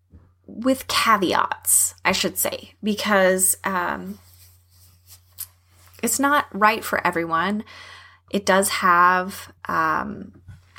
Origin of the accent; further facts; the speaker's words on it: Texas, United States; I'm from Texas